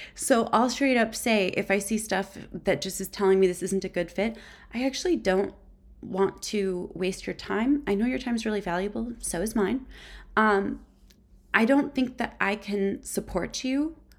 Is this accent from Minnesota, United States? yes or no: yes; Minnesota, United States; I'm actually born and raised in Minnesota, and believe it or not, I'm a lifer